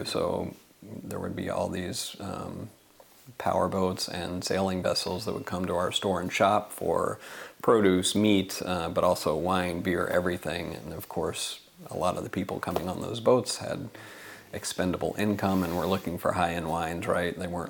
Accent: Texas, United States; moved away as an adult; also born or lived in Louisiana / Philippines / North Carolina / Caribbean; now in Portland, United States; before growing up in Texas, I was a military baby. My dad was Air Force, so spent a lot of time up until about fourth grade moving around from Philippines, North Carolina. I was actually born in Louisiana at Barksdale Air Force Base.

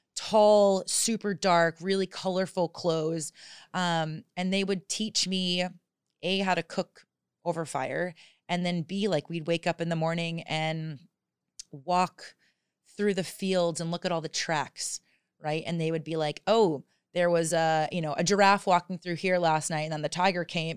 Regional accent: southern New Hampshire, United States; moved away as an adult; also born or lived in Arizona / Tulum, Mexico / Phuket, Thailand; now in Thailand; I grew up actually on a small farm in southern New Hampshire

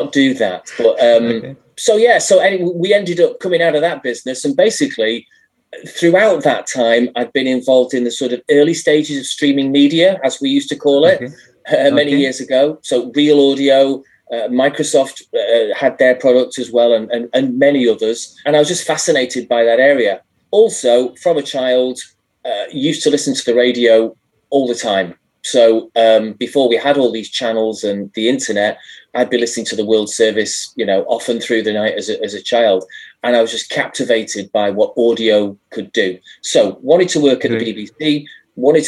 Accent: Blackpool, North West England, United Kingdom; moved away; also born or lived in London; I grew up in Blackpool, which is a sort of tired but rather lovely seaside town in the north of England. In the northwest of England

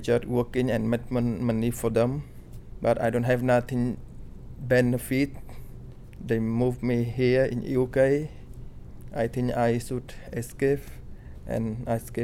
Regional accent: Vietnam; English is a second language; now in Sunderland, United Kingdom; I'm from Vietnam.

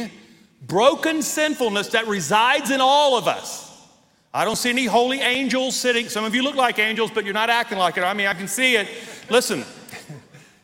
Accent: Deep South, United States; now in Colorado Springs, United States; I grew up in the deep south

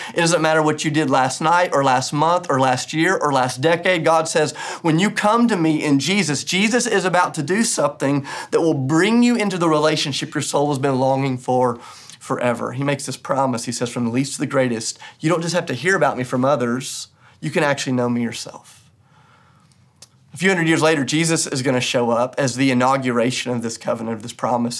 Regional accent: United States; as American Christians

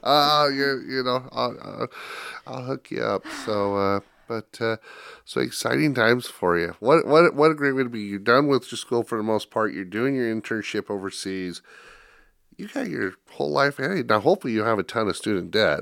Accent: Northwest Iowa, United States; I grew up in Northwest Iowa and I'm not Dutch

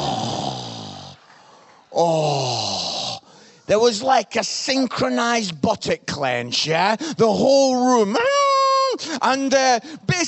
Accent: Scotland, United Kingdom; I'm Scottish

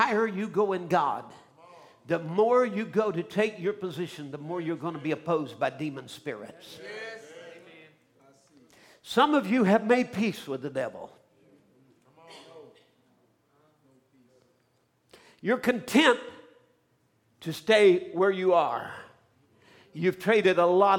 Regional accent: United States; I'm American

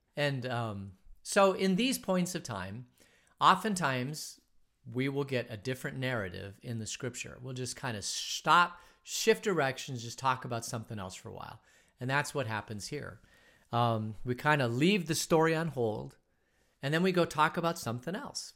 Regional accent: Phoenix, Arizona, United States; now in Vail, United States; when I was a kid, I grew up in Phoenix

